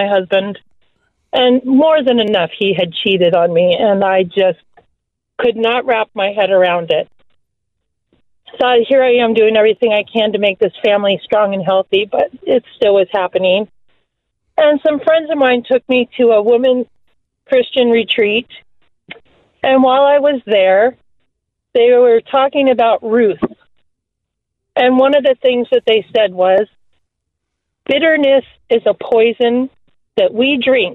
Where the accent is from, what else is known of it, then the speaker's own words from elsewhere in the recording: Michigan, United States; moved away as an adult; also born or lived in California; I moved from California back to my original state of Michigan